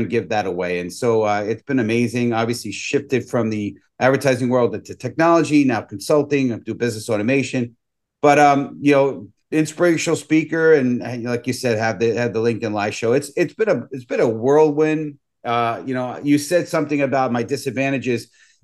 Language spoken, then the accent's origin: English; New York City, New York, United States; born and raised in the Bronx